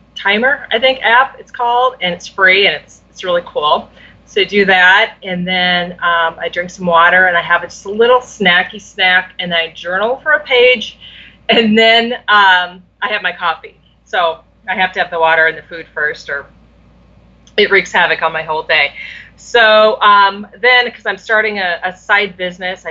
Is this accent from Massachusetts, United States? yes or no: no; Iowa, United States; I grew up in Iowa